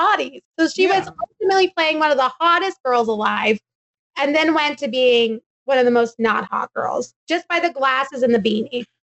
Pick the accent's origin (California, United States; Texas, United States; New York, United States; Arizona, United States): Texas, United States; I'm from Texas